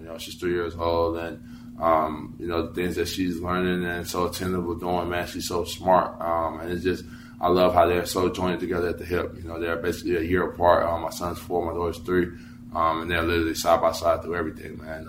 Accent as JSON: {"language": "English", "region": "North Carolina", "country": "United States", "said": "I'm from North Carolina. I'm, I'm from around these areas"}